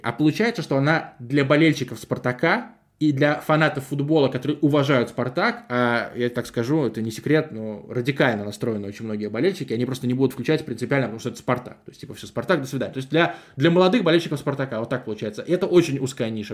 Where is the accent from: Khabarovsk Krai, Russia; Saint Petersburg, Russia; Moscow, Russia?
Saint Petersburg, Russia; also born or lived in Gatchina, Leningrad Oblast; я из Гатчины, но начал в 9 лет жить в Петербурге